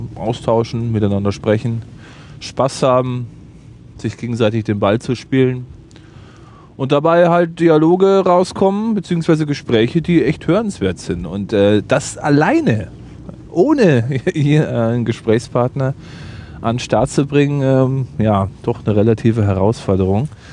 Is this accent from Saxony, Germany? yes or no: no; Bad Aibling, Bavaria, Germany; Ich lebe in Bad Aibling im schönen Oberbayern.